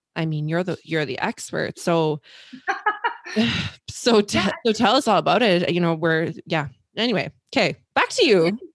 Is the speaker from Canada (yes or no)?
yes; Canada; us Canucks